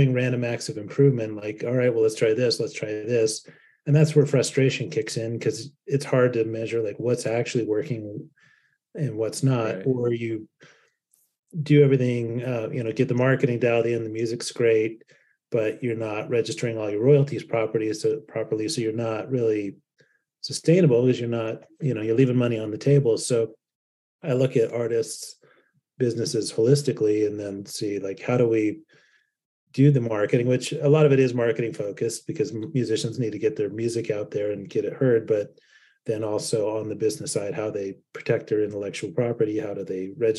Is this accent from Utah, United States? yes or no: yes; Salt Lake City, Utah, United States; also born or lived in Lindon, Utah; I grew up in Salt Lake City as part of the, you know, underground music scene and skateboard scene